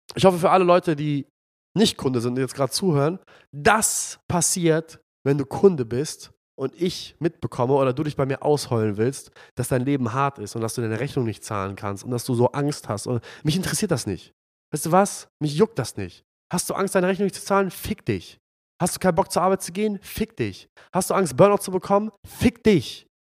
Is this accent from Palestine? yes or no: yes; Palestine; now in Hamburg, Germany; mein Heimatland, Palästina